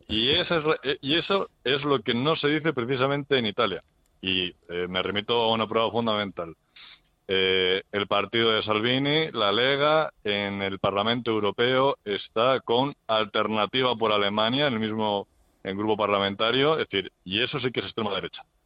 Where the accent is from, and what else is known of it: Spain